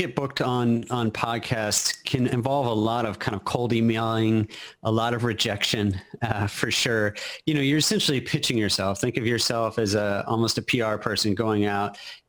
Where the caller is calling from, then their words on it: Austin, Texas, United States; I am in Austin, Texas. Capital of Texas.